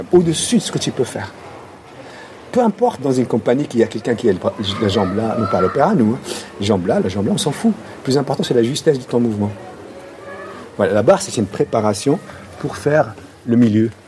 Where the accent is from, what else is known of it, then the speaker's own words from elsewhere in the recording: Casablanca, Casablanca-Settat, Morocco; French is a second language; also born or lived in Paris; now in France; quand j'étais petit, Casablanca, mais c'était le rêve